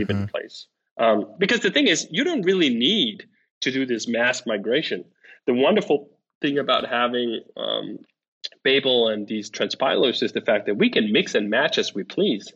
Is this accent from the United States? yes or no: no; Copenhagen, Capital Region of Denmark, Denmark; moved away; I'm from Denmark, and in Copenhagen, we speak one dialect